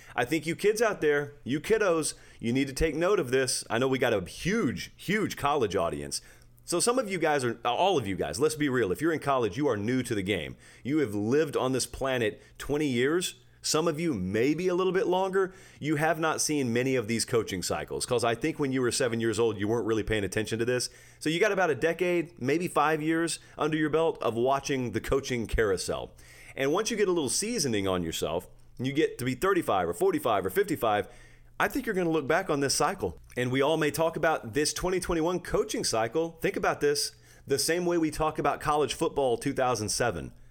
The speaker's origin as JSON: {"language": "English", "region": "Georgia", "country": "United States", "said": "I am from Georgia"}